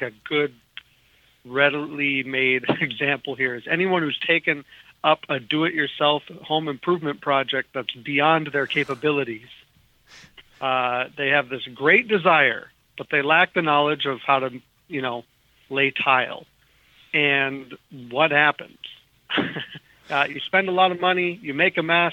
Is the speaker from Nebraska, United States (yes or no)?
no; Minnesota, United States; As a kid, I grew up in Minnesota